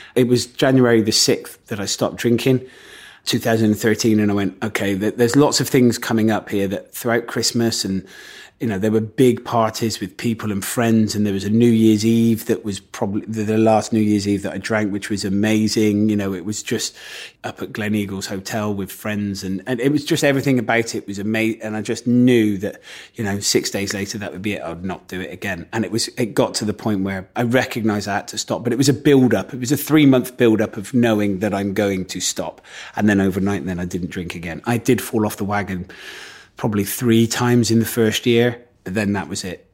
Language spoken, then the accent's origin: English; Gloucester, South West England, United Kingdom; I come from Gloucester, so everyone in Gloucester is, like, really good at rugby